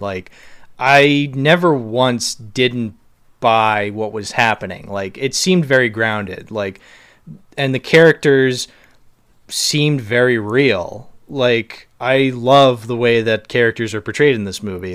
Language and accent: English; Boston, Massachusetts, United States; also born or lived in Cape Cod; I'm from Boston